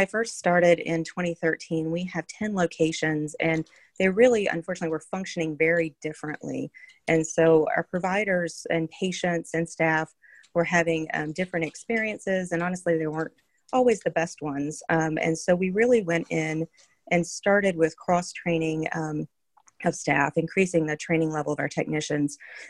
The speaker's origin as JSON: {"language": "English", "region": "North Carolina", "country": "United States", "said": "I am from North Carolina, so I started at UNC Pediatrics"}